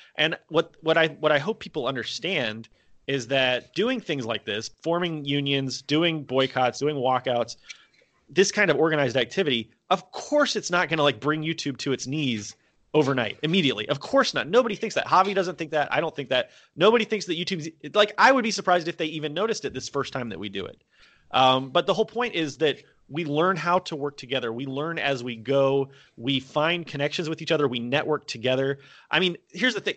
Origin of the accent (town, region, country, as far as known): United States; moved away as an adult; also born or lived in South Korea; now in Vietnam